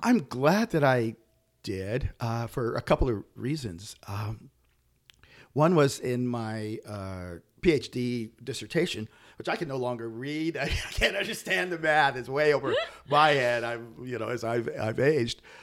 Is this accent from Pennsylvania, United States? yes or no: yes; Pennsylvania, United States; also born or lived in Nashville, Tennessee; now in Humboldt, United States; raised in Pennsylvania